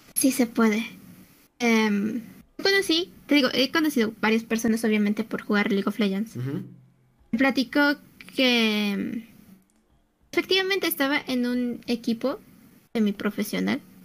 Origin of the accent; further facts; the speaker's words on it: Mexico City, Mexico; yo soy de la Ciudad de México